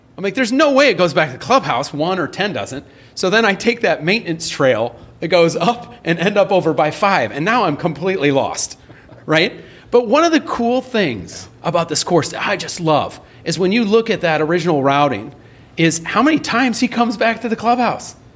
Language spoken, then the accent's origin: English; Iowa, United States; my hometown in Iowa